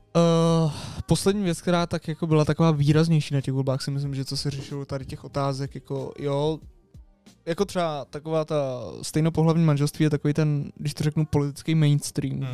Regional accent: Prague, Czechia; jsme z Prahy

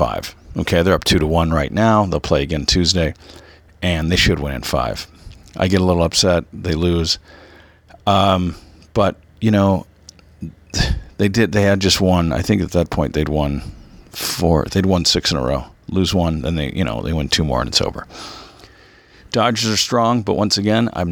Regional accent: Orange County, California, United States; also born or lived in Michigan; I grew up in Orange County after being in Michigan

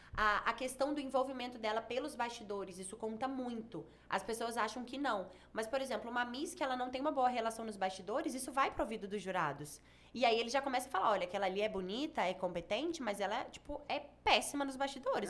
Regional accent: Espírito Santo, Brazil; moved away as an adult; also born or lived in São Paulo; now in Goiânia, Brazil; eu sou capixaba

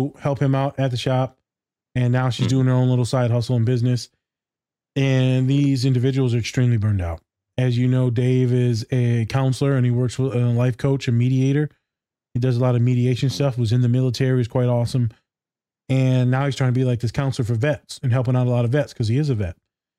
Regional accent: Hawaii, United States; And she goes, you're not Mexican. I said, yeah, well, I'm Hawaiian.

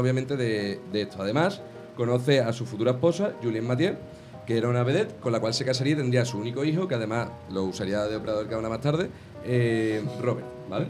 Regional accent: Jerez de la Frontera, Andalusia, Spain; yo que soy de Jerez

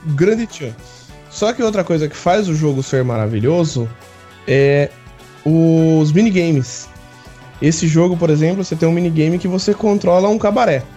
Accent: Brazil; nós brasileiros

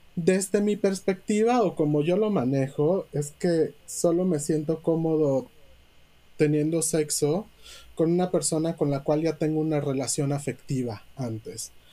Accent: Yucatán, Mexico; moved away as an adult; also born or lived in Mexico City; son mis raíces porque yo nací en Yucatán, porque amo mi tierra

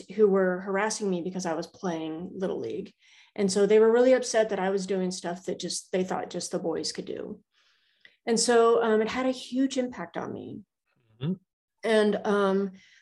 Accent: Prescott, Arizona, United States; moved away as an adult; also born or lived in Charleston / Kings Bay, Georgia; I'm living back in my hometown, Prescott, Arizona. I was born and raised here, spent my first 18 years here

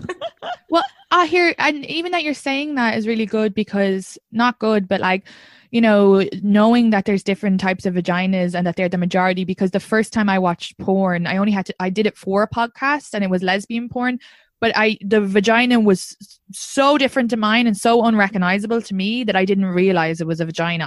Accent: Ireland; now in New York, United States; I'm from Ireland

